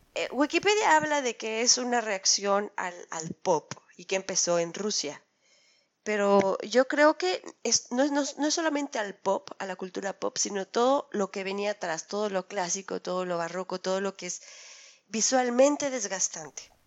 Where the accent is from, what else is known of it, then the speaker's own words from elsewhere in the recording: Mexico; los mexicanos, que hemos presentado siempre un flujo constante eh, de migración a Europa